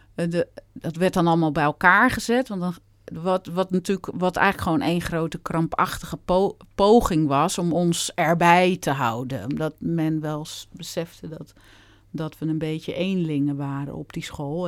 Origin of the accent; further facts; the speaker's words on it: Gouda, South Holland, Netherlands; moved away as an adult; also born or lived in Utrecht / Rotterdam / Amsterdam; ik kom eh, geboren en getogen in Gouda